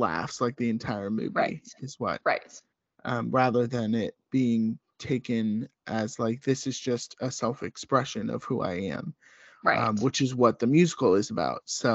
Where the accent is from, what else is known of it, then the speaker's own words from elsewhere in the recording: the South, United States; both Rachel and I grew up in the South